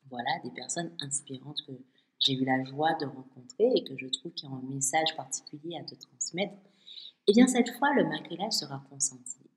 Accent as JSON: {"language": "French", "country": "Martinique", "said": "Chez moi, à Martinique"}